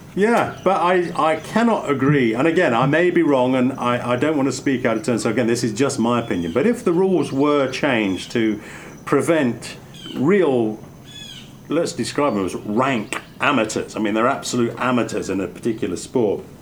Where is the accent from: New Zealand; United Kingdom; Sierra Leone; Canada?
United Kingdom; England; growing up in England